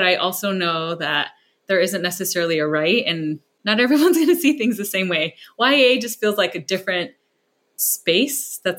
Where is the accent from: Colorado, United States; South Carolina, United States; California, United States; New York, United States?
California, United States; that's about an Asian girl in a community much like the one I grew up in the Bay Area.